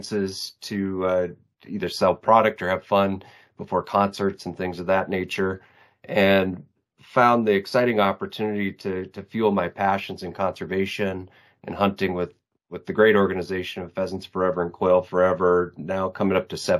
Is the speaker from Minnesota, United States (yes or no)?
yes; Minnesota, United States; I'm from Minnesota, born and raised